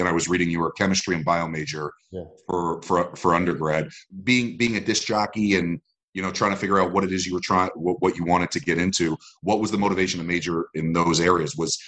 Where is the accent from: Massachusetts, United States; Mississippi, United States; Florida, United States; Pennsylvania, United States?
Florida, United States; I'm from South Florida, so it's good to know.